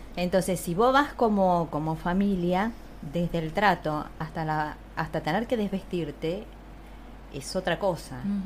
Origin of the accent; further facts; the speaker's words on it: Castelar, Buenos Aires Province, Argentina; yo soy de Zona de Castelar